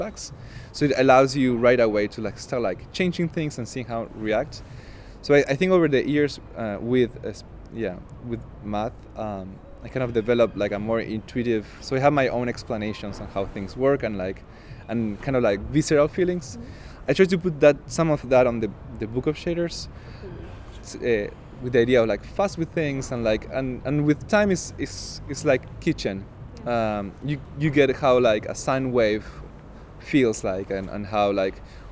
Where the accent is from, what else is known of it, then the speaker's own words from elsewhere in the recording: Argentina; moved away; I'm from Argentina, and the way that I speak is way more convoluted and kind of baroque